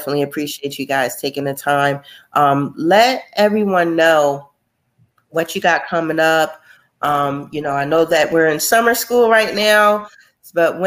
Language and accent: English; Trenton, New Jersey, United States; our hometown of Trenton, New Jersey